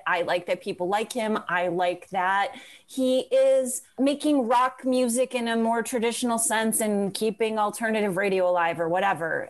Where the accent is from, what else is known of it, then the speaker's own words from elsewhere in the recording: Crest Hill, Illinois, United States; also born or lived in Chicago; I'm from the southwest suburbs. I'm from near Joliet, a place called Crest Hill